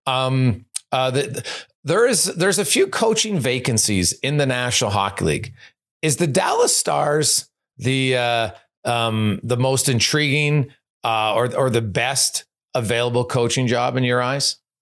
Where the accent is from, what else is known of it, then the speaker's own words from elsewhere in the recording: Edmonton, Alberta, Canada; growing up in Edmonton